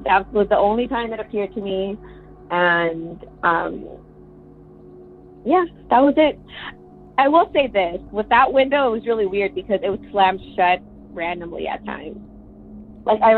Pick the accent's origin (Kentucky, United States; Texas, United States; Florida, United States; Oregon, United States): Texas, United States; also born or lived in Minnesota; I'm from Texas